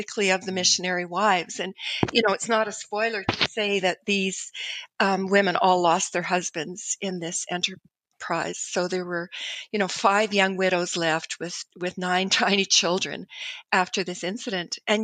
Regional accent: Canada

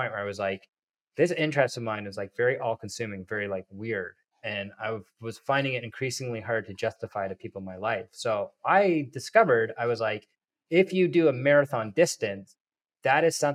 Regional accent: Toronto, Ontario, Canada; my hometown of Toronto

